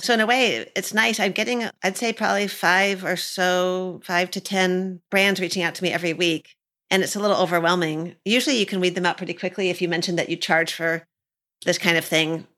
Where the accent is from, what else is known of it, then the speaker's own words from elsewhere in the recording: Michigan, United States; I'm from Michigan